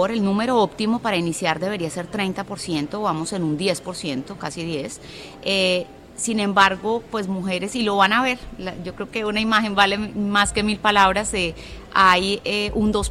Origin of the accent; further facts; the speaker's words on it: Colombia; Soy colombiana.